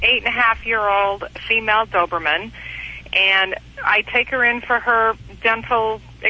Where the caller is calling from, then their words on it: Texas, United States; I'm in Texas.